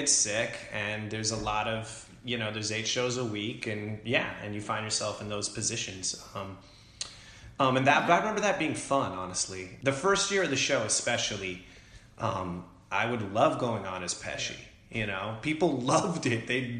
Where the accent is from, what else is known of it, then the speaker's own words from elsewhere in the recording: California, United States; moved away; I grew up in California